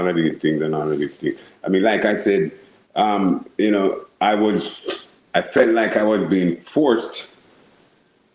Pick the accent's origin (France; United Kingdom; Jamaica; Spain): Jamaica; Kingston; I grew up in Kingston, 6th. In Ligonie, in Jamaica